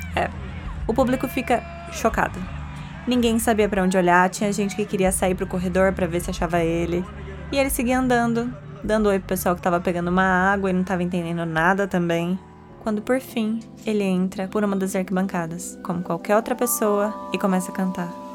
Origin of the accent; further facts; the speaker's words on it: Bauru, São Paulo, Brazil; Eu, que sou do interior de São Paulo, de uma cidade chamada Bauru, é de lá mesmo que vem o lanche Bauru